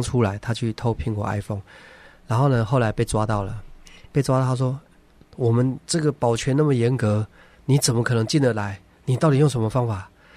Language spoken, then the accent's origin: Chinese; Taiwan; 我小的时候嗯，呃，在，就是在台湾，我那个，那个年代，就是我是一九七三年出生的嘛